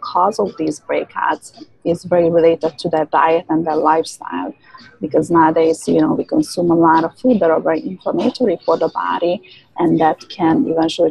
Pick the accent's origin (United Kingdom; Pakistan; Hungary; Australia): Hungary; moved away; I was born and raised in Hungary